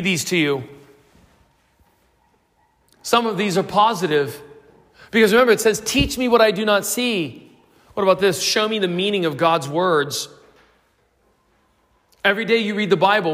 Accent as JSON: {"language": "English", "country": "United States", "moved": "yes", "lives_now": "South Africa"}